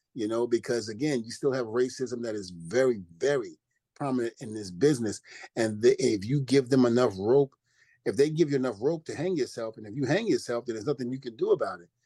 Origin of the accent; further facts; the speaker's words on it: New York City, New York, United States; also born or lived in New Rochelle, New York; I grew up in New Rochelle. Even though I'm from Brooklyn, New York, I spent a little time in New Rochelle, New York